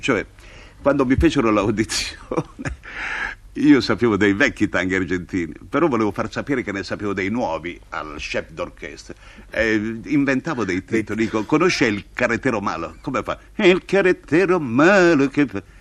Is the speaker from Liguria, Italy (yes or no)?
yes; Sanremo, Liguria, Italy; io sono nato intanto a San Remo